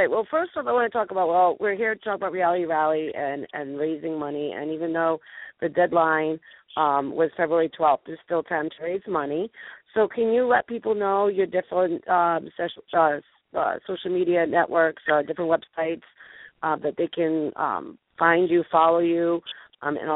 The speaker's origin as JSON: {"language": "English", "region": "New England", "country": "United States", "said": "So we I'm from New England. I'm in Rhode Island, so."}